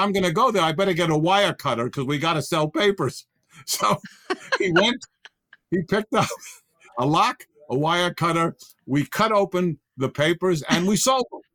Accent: New York City, New York, United States; also born or lived in Manhattan; I was technically born in Manhattan, the actual birth, but I grew up and born and bred in the Bronx.

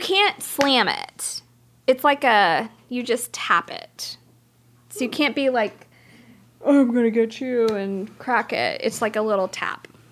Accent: Cajun, Louisiana, United States; I'm Cajun, so we do egg pocken

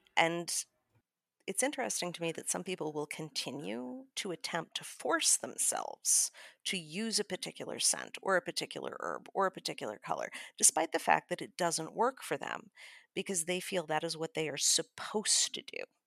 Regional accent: Chicago, Illinois, United States; I'm from Chicago

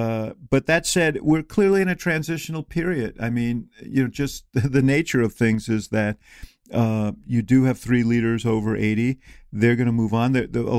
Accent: Illinois, United States; What about someone like Adam Kinzinger from my home state of Illinois?

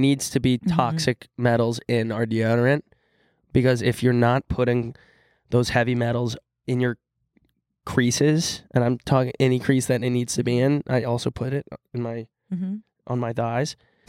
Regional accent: Texas, United States; We're from Texas. It was freaking hot.

